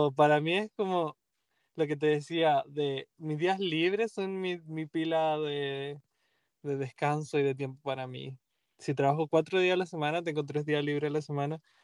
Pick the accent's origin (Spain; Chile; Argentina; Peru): Chile; now in Boston, United States; soy chileno